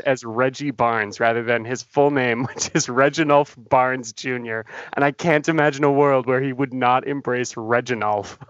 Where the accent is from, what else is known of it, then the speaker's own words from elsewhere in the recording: Canada; being a Canadian